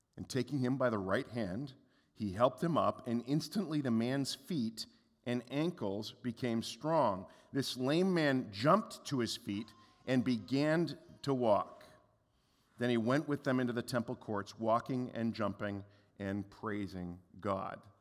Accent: Canada; we're Canadian

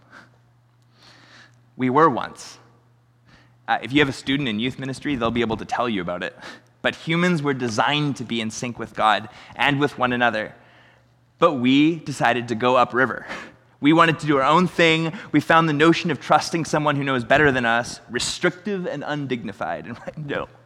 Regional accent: Chilliwack, British Columbia, Canada; we're from Chilliwack

